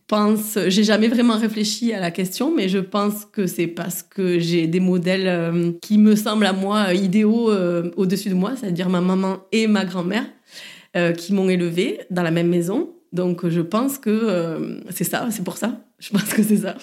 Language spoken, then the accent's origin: French; Saint-Gaudens, Occitania, France; moved away as an adult; also born or lived in Toulouse; now in Marseille, France; Je suis née et je viens de Saint-Gaudens, donc c'est une petite ville